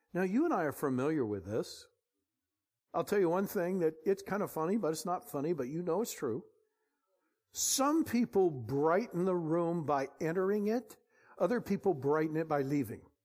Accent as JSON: {"language": "English", "area": "Bay Area", "region": "California", "country": "United States", "said": "We're from the Bay Area"}